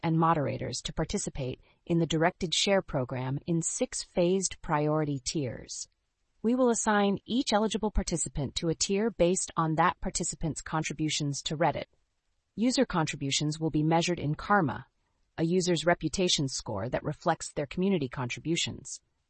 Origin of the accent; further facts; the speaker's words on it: Canada